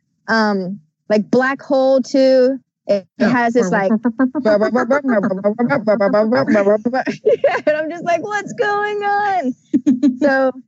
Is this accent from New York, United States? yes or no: no; Atlanta, Georgia, United States; my hometown backyard of Atlanta, Georgia